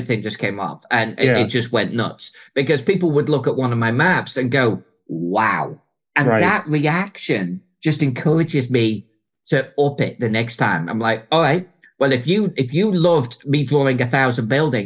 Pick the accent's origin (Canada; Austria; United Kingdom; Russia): United Kingdom; Chester, North West England; my hometown of Chester